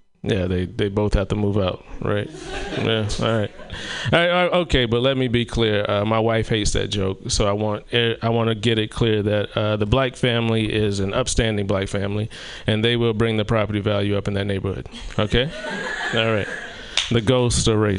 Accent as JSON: {"language": "English", "region": "South Carolina", "country": "United States", "tie": "born or raised there", "moved": "yes", "said": "my hometown of South Carolina"}